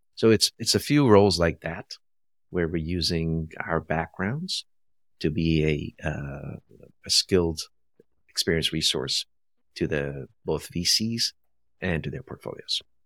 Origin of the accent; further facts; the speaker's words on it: Brazil; moved away; also born or lived in India; I was born in India, raised in Brazil